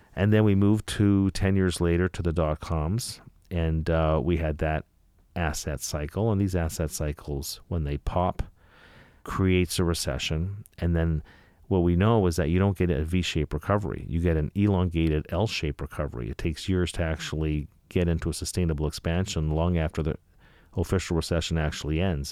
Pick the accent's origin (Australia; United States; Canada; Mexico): Canada; I'm from Canada